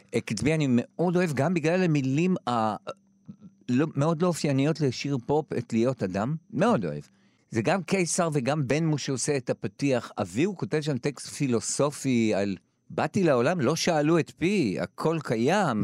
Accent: Jerusalem, Jerusalem District, Israel; אני גדלתי בשכונה בבית הכרם שכולם היו אוהדי הפועל ירושלים

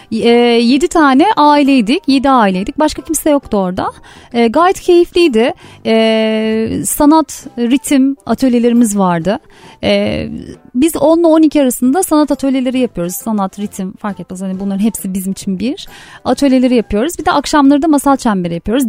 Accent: Yalova, Turkey; moved away as an adult; now in Istanbul, Turkey; ben Yalova'da e, bir küçük bir yerde yani o zaman daha kasabaydı büyüdüğümde

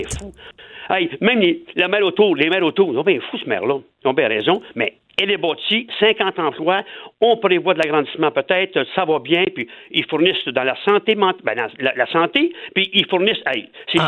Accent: Quebec, Canada; also born or lived in Louiseville, Quebec; on est Québécois

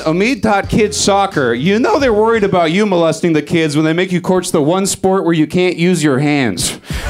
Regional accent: Chino, California, United States; And I'm from Chino, not Chino Hills.

